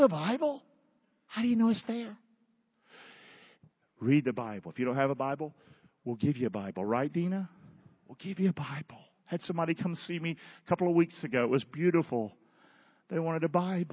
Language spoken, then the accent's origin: English; Rockingham, North Carolina, United States; I'm from Rockingham, North Carolina.